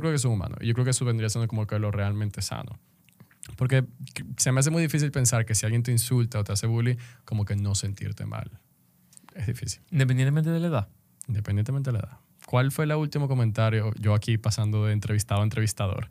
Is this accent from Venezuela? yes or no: yes; Venezuela; moved away as an adult; now in Dominican Republic; soy venezolano